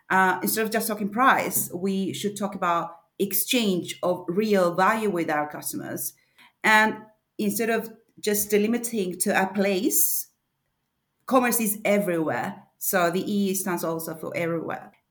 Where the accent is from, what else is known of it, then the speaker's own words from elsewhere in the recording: Argentina; moved away as an adult; now in Sweden; I'm not from Sweden. I live in Sweden, have been living here for 10 years now, but I come originally from Argentina.